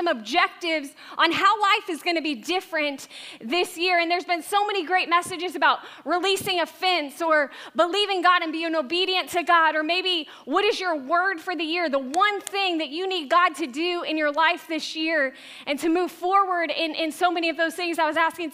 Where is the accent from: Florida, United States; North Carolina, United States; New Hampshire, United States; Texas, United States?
Florida, United States; Tampa; moved away; I was born and raised in Tampa Bay area